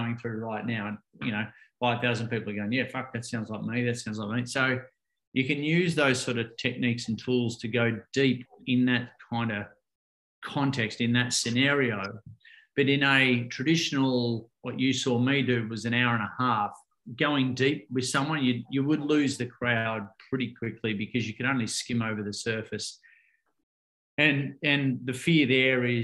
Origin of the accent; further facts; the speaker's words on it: Ocean Grove, Victoria, Australia; I grew up in Ocean Grove here in Victoria, about an hour and a half out of Melbourne, down on the coast